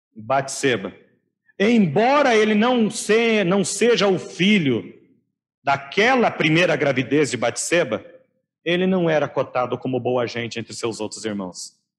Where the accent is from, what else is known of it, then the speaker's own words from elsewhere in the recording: Laranjeiras do Sul, Paraná, Brazil; na minha adolescência, juventude, infância em Laranjeiras do Sul